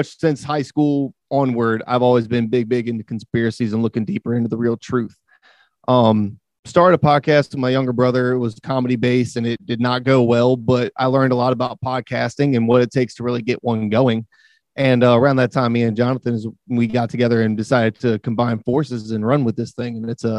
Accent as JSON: {"language": "English", "region": "Louisiana", "country": "United States", "tie": "born or raised there", "also_born_or_lived": "Washington, D.C.", "said": "Born and raised in Louisiana, I'm a Marine Corps vet. I was stationed in DC for that time."}